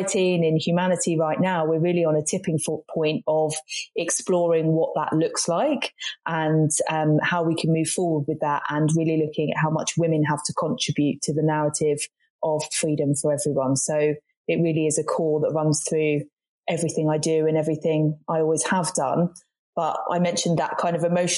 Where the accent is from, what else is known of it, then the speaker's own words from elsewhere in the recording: Brighton, South East England, United Kingdom; moved away as an adult; also born or lived in Manchester / London / Cornwall; now in West Country, United Kingdom; growing up in Brighton, which there's a lot of diversity and inclusion